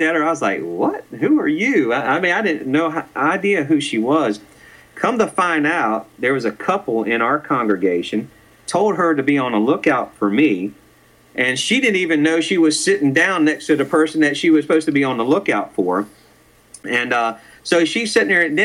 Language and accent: English; Virginia Beach, Virginia, United States; now in Raleigh, United States; I was born in Virginia Beach